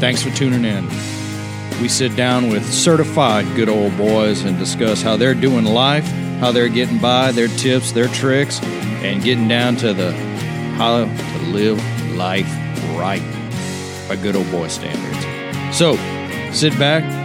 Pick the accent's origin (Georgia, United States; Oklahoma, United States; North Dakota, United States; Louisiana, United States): Louisiana, United States; I grew up going to the Angola prison rodeo